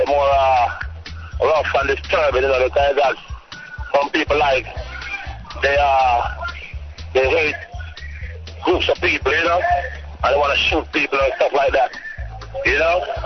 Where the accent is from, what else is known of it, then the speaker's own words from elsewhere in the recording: Kingston, Jamaica; also born or lived in Trenchtown; I grew up in Kingston